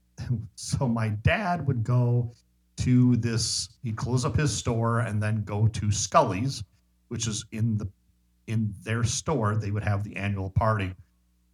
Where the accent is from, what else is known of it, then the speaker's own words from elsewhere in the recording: Park Falls, Wisconsin, United States; moved away; in my hometown of Park Falls, Wisconsin, population 3,000